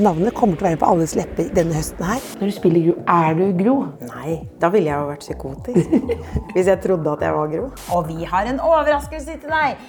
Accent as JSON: {"language": "Norwegian", "area": "Søndre Nordstrand", "region": "Oslo", "country": "Norway", "also_born_or_lived": "India (ancestry)", "said": "jeg er Søndre Nordstrand"}